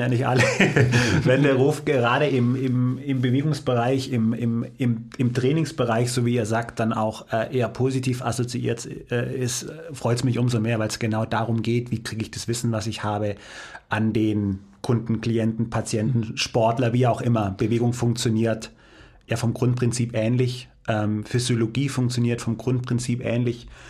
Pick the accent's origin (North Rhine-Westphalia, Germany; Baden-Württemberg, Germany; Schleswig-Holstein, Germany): Baden-Württemberg, Germany; Heidenheim; moved away as an adult; also born or lived in Cologne; bin dann von Süddeutschland, ich bin gebürtiger Heidenheimer, was man mittlerweile ja kennt, dann Richtung äh, Norden